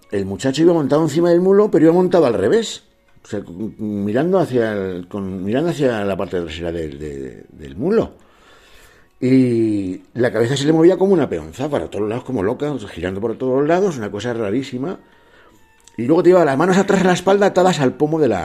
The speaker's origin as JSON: {"language": "Spanish", "town": "Cangas del Narcea", "region": "Asturias", "country": "Spain", "said": "a Asturias, ¿no? a mi tierra. Soy de, de Narcea, del concejo de Canga de Narcea, concretamente de una zona que se llama Cibea, ¿no? Y bueno, es bastante agreste, muy montañosa."}